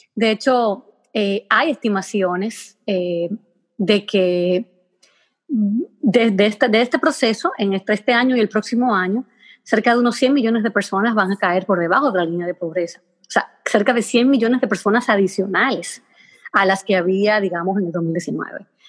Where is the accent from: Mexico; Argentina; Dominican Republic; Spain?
Dominican Republic; Hato Mayor del Rey, Hato Mayor; moved away as an adult; also born or lived in Santo Domingo; yo soy de Mayor del Rey, un pueblecito pequeño